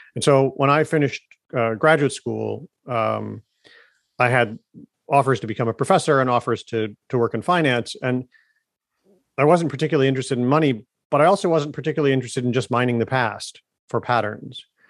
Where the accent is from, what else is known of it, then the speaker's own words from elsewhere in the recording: Ann Arbor, Michigan, United States; moved away as an adult; also born or lived in Germany; I grew up around Detroit